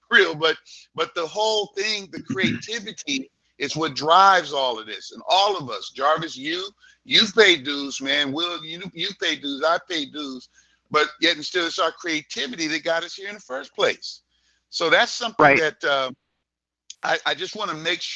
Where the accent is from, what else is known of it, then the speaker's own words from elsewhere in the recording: Los Angeles, California, United States; I grew up in Hollywood